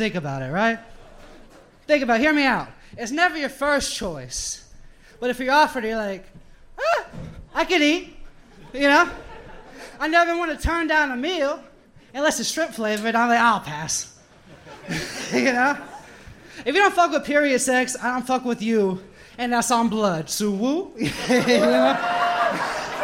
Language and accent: English; Biloxi, Mississippi, United States; moved away as an adult; also born or lived in Ocean Springs, Mississippi; now in New Orleans, United States; Mississippi, born and raised